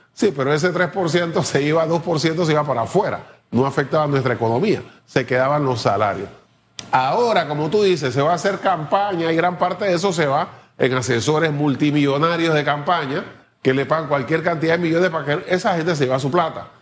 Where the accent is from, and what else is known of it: Panama